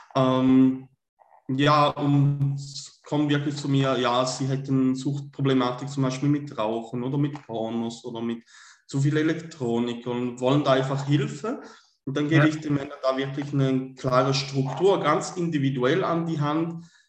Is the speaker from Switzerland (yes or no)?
yes; Switzerland; komme aus der Schweiz, bin gebürtiger Schweizer